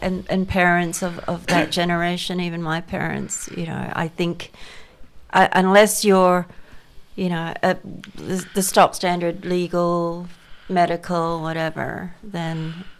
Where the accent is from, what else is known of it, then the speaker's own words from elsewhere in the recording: Indonesia; now in Western Australia, Australia; I am from Indonesia myself